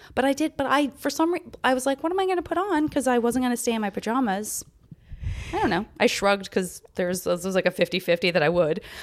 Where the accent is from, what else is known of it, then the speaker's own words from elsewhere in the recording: the West, United States; now in Los Angeles, United States; growing up in the West